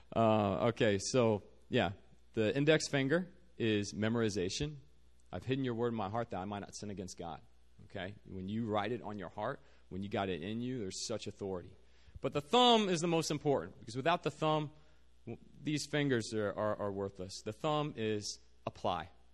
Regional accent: Virginia, United States; moved away as an adult; now in South Korea; I'm originally from Virginia. Uh, grew up there

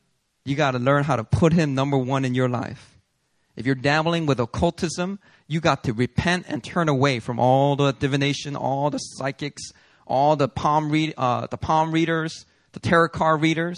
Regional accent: Daegu, South Korea; I'm from Daegu, so a lot of Gyeongsangdo men, they don't say much, right?

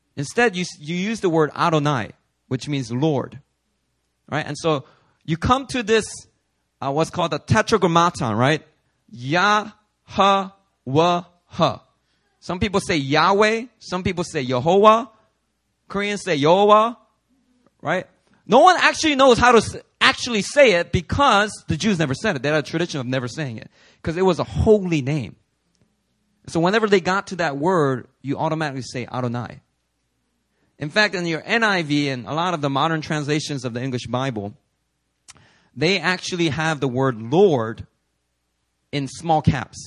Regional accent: Philadelphia, Pennsylvania, United States; now in New York, United States; growing up in Philly

